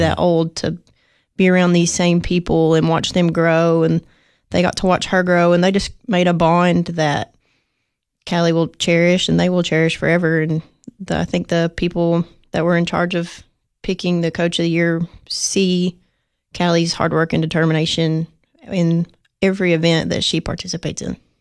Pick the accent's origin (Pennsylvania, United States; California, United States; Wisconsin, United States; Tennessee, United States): Tennessee, United States; Sparta; I'm not from Nashville, I'm from Sparta